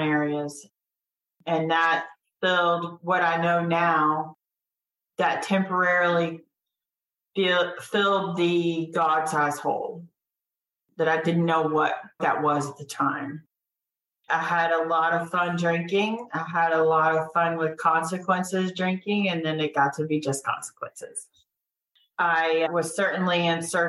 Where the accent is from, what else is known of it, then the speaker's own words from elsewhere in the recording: Cartersville, Georgia, United States; Growing up in Cartersville